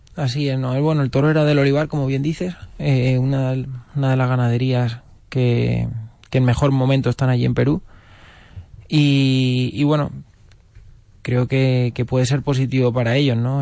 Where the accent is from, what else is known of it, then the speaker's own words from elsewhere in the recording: Toledo, Castilla-La Mancha, Spain; como toledano y como torero de Toledo que soy